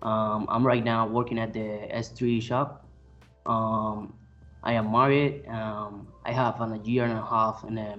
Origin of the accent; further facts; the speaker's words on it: Puerto Rico; I was born and raised in Puerto Rico.